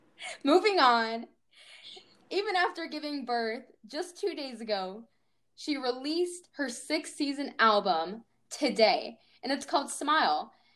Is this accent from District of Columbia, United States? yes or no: no; New Mexico, United States; You know, I sound like I'm Texan or I'm from the South, Georgia specifically, but I'm actually from New Mexico.